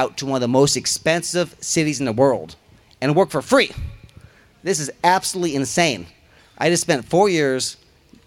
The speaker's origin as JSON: {"language": "English", "region": "Missouri", "country": "United States", "tie": "born or raised there", "also_born_or_lived": "Los Angeles, United States", "moved": "yes", "lives_now": "Oklahoma, United States", "said": "I grew up in Missouri, so I understand the Midwest"}